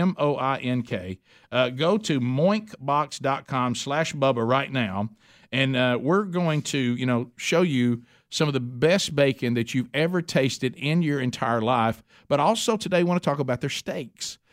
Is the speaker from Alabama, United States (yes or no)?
yes; Oxford, Alabama, United States; where we grew up in Oxford, Alabama